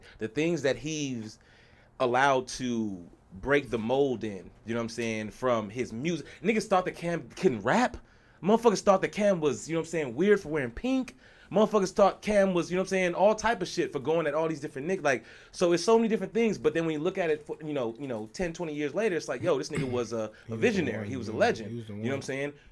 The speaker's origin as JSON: {"language": "English", "region": "the South", "country": "United States", "said": "bro, I'm from the South, bro."}